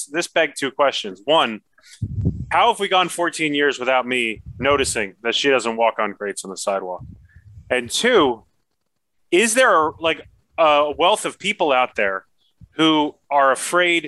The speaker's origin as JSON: {"language": "English", "town": "New York City", "region": "New York", "country": "United States", "tie": "born or raised there", "said": "I grew up in New York City"}